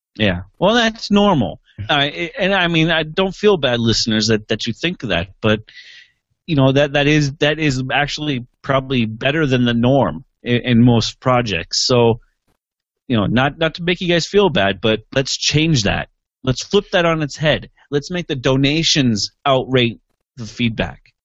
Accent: Montana, United States; in our hometown, in my hometown

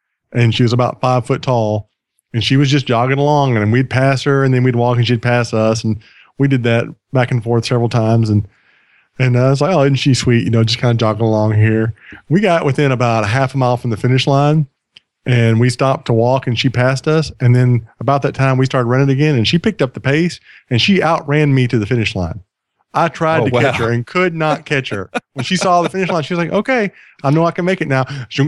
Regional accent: the South, United States; accent: Southern; my sister-in-law was making fun of my Southern accent.

